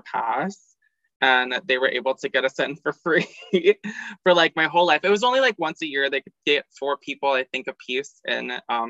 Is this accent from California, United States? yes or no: no; Orlando, Florida, United States; also born or lived in St. Augustine; Originally from Orlando. Lived there till I was 18